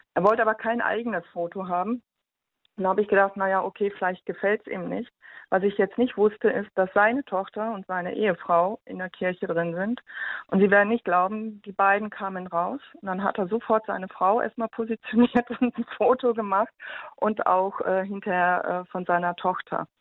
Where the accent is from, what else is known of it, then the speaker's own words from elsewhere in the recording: Germany; bei uns in Deutschland